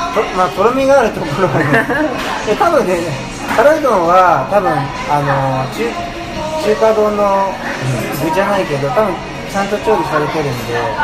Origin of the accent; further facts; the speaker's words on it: Oita, Japan; moved away as an adult; also born or lived in Tokyo; 僕もあのまあこっち出身